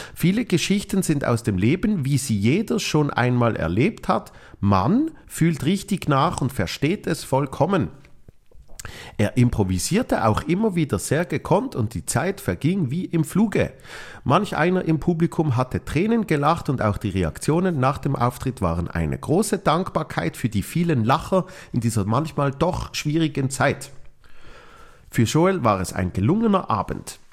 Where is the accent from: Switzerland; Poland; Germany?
Switzerland; Basel, Basel-Stadt; meiner Heimat äh, Basel